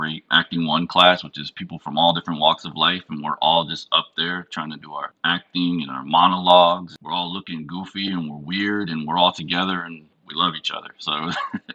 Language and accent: English; Batavia, New York, United States; growing up in upstate New York, which is a place called Batavia, that's my hometown